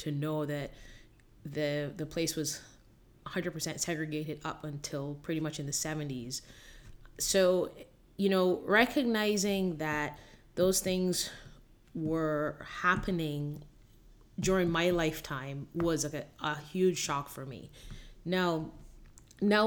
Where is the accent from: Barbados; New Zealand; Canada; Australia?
Barbados; moved away as an adult; also born or lived in Miami, United States; now in Gainesville, United States; I originally was born and raised in Barbados and came to the U.S. at the age of 19 to go to school in Miami